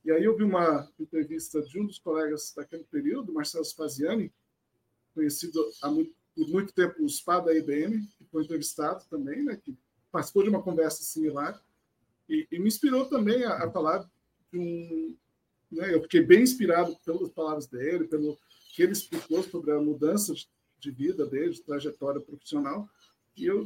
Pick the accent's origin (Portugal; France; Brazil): France; born there; Então, eu sou nascido na França, mas meu pai me registrou como brasileiro desde o início.